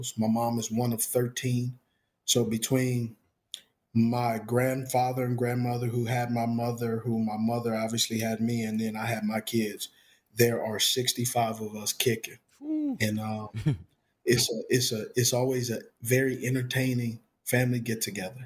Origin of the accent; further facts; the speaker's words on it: Los Angeles, California, United States; You never see me repping anything else but LA. Because that's where I'm born and raised